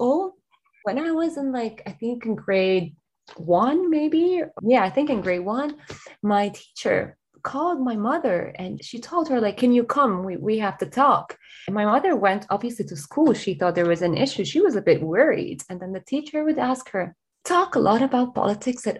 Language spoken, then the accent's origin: English; Lebanon; moved away as an adult; now in Dublin, Ireland; I'm originally from Lebanon, and this is where I grew up, where I was born, and where I got my education and started my career.